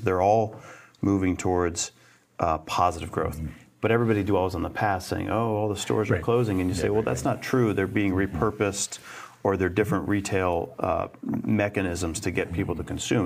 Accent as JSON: {"language": "English", "town": "Winhall", "region": "Vermont", "country": "United States", "tie": "born or raised there", "said": "I grew up in Bennington County um, uh, and, and Winhall"}